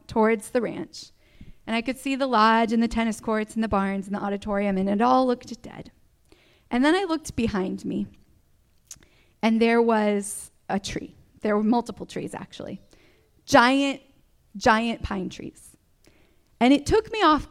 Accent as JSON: {"language": "English", "region": "Michigan", "country": "United States", "tie": "born or raised there", "said": "I grew up in Michigan, grew up on the ranch, loved my life there for many, many years"}